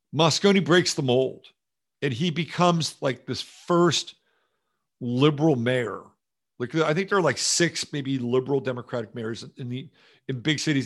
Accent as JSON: {"language": "English", "town": "San Jose", "region": "California", "country": "United States", "tie": "born or raised there", "also_born_or_lived": "Millbrae, California", "said": "I grew up in California, and I grew up there in the seventies, and I grew up in San Jose"}